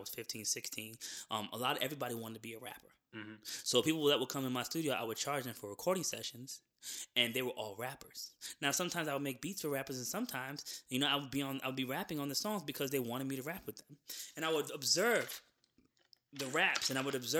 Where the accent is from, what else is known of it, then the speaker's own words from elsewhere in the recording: New Jersey, United States; moved away as an adult; also born or lived in Florida; now in Atlanta, United States; I was born in Florida. I lived out there for maybe, you know, the first 6 or 7 years of my life. And then I moved to New Jersey.